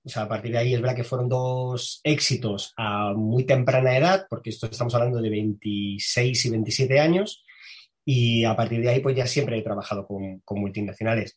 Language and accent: Spanish; Madrid, Community of Madrid, Spain; Soy un chico de Carabanchel, que para el que no sepa qué es Carabanchel, pues es un barrio del extrarradio de Madrid